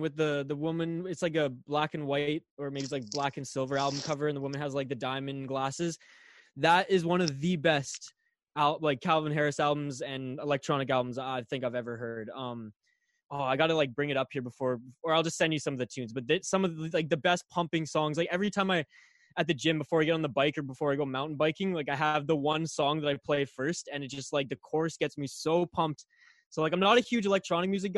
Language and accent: English; Canada; I'm Canadian.